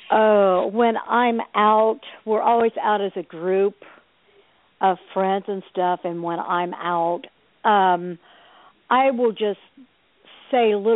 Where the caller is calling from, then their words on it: New Jersey, United States; I'm, hello. I'm from New Jersey.